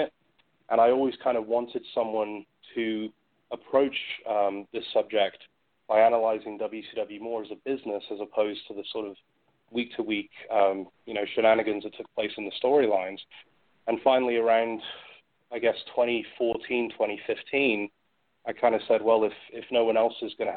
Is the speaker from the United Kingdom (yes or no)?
yes; United Kingdom; moved away; I grew up in the UK